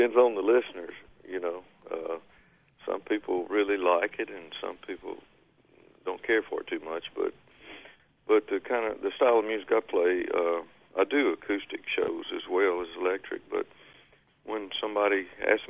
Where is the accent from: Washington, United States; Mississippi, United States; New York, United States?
Mississippi, United States; Belzoni; I grew up in Belzona and knew some guys there that played